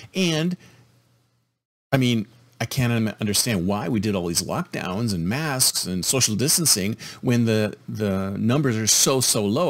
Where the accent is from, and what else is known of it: United States